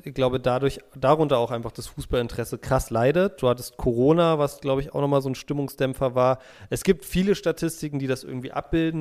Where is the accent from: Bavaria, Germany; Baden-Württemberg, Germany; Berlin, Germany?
Berlin, Germany; moved away; also born or lived in Munich; das sind meine Wurzeln, ich komme aus Berlin, war auch mal super stolz darauf, dass ich Berliner bin